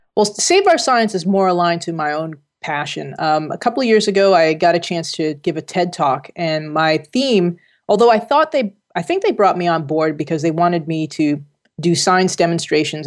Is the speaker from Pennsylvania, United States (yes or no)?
no; Jersey City, New Jersey, United States; moved away as an adult; also born or lived in California / Connecticut; I grew up in Jersey City, working class region